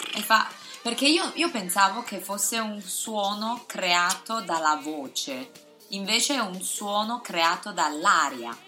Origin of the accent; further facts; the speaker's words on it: Taiwan; Italian is a second language; now in Shanghai, China; io sono cinese di Taiwan